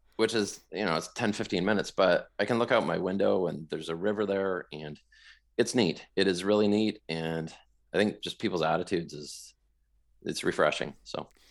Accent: Vancouver, British Columbia, Canada; moved away as an adult; also born or lived in Toronto, Ontario / London, Ontario; now in Moncton, Canada; I am from Western Canada. I grew up in the Vancouver area.

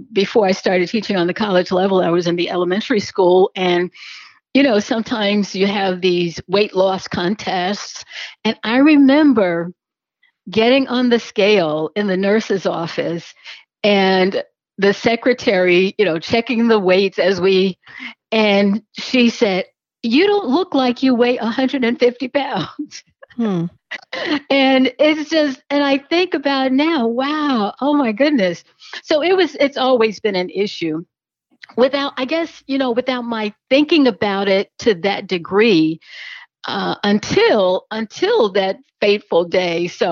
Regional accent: Jackson, Tennessee, United States; I'm from Tennessee, Jackson, Tennessee, right between Memphis and Nashville.

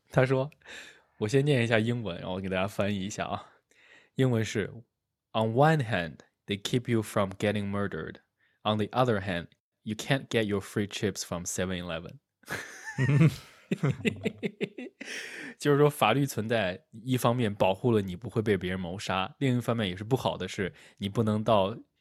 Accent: China; now in United States; 我作为一个中国人，我到了美国来之后

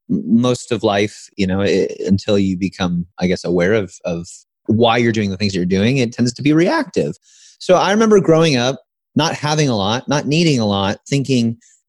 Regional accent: Midwest, United States; Growing up in the Midwest, as you probably know, middle class

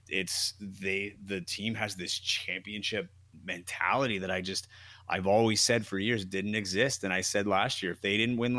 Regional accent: Canada; As a Canadian, my team's out.

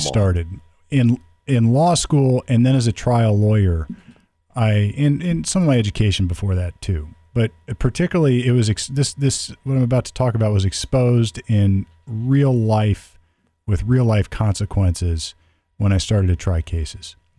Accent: United States; we were all Americans

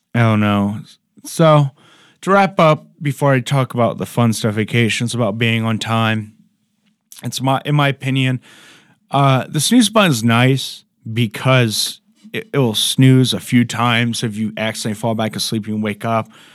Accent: Ohio, United States; I'm from Ohio

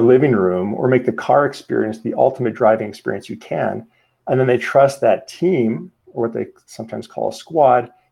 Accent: Calgary, Alberta, Canada; also born or lived in Sweden; I'm from Calgary, Alberta, Canada.

